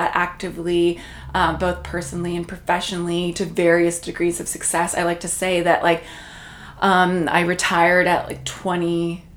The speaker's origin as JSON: {"language": "English", "town": "Toronto", "region": "Ontario", "country": "Canada", "tie": "born or raised there", "also_born_or_lived": "New York City", "first_language": "Portuguese", "moved": "as an adult", "lives_now": "Miami, United States", "said": "I grew up in Toronto, only about, you know, 5-minute drive from here where we are in Yorkville, so really in the center of the city."}